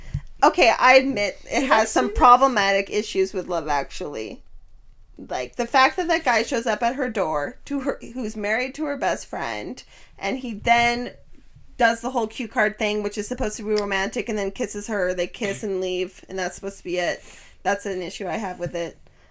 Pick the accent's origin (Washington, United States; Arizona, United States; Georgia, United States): Washington, United States; Eastern; I grew up in a rural town. So I grew up in Eastern Washington, which is like very similar to Idaho.